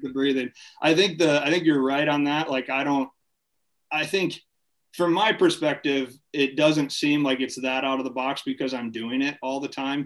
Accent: Farmington, Michigan, United States; moved away as an adult; also born or lived in Ohio / Minnesota; I'm from originally from Farmington, Michigan. Okay. Um, grew up in Michigan. Family moved around a little bit. Lived in Ohio a little bit as a kid. Ended up coming back to Michigan

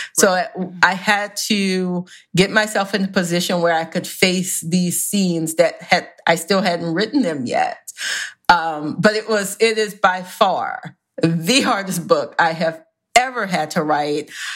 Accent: the South, United States; I am from the South, where it is a religion

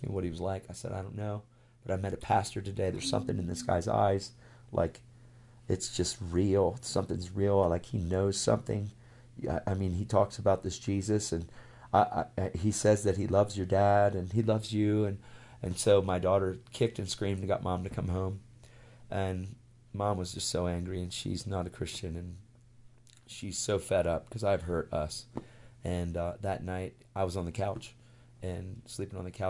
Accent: York, Pennsylvania, United States; I went to this one church out of 586 churches in my hometown in York, Pennsylvania, where we lived

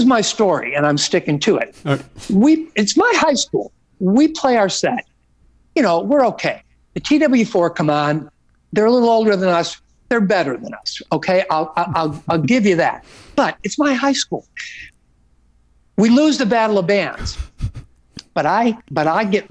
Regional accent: Hometown, Illinois, United States; moved away; growing up in the Oak Lawn Hometown area

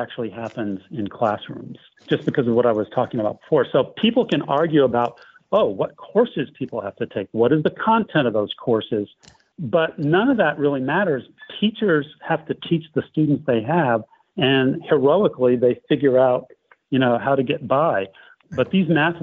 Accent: United States; I'm an American too

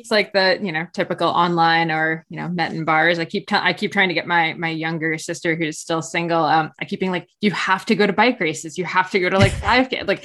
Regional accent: New Jersey, United States; accent: New Jersey and Canadian; moved away as an adult; now in Collingwood, Canada; So I live in Ontario, but I'm actually from New Jersey.

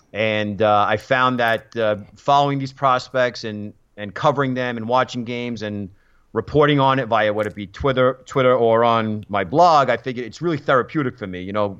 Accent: New York City, New York, United States; also born or lived in Boston; I was a young kid growing up in Brooklyn.

